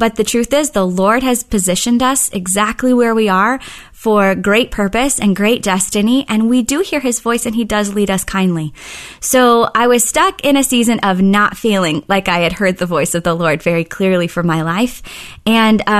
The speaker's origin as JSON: {"language": "English", "town": "Oklahoma City", "region": "Oklahoma", "country": "United States", "tie": "born or raised there", "said": "I actually grew up in Oklahoma City"}